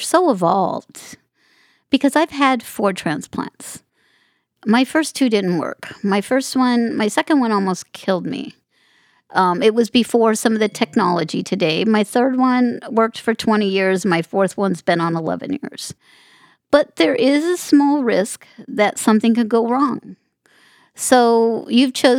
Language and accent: English; Las Vegas, Nevada, United States; I grew up in Las Vegas, so I grew up in a community that, you know, made their living on gaming